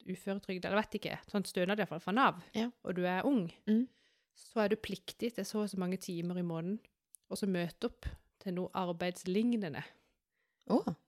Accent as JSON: {"language": "Norwegian", "region": "Sørlandet", "country": "Norway", "said": "Husker vi er fra Sørlandet"}